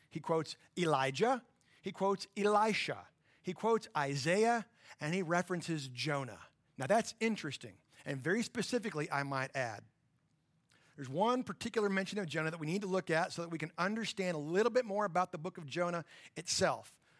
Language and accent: English; Borger, Texas, United States; my hometown of Borger